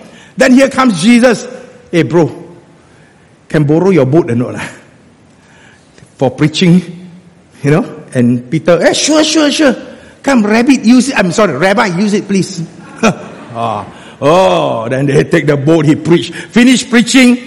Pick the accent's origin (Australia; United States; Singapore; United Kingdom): Singapore; being a Singaporean, I don't even use the word walao. I speak Hokkien